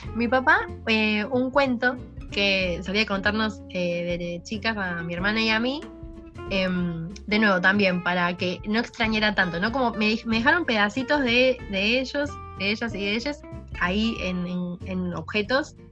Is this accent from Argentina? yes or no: yes; Argentina; now in Spain